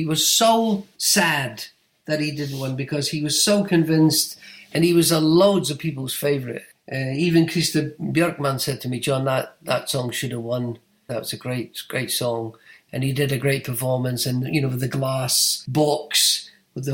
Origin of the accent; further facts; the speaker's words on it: United Kingdom; I'm British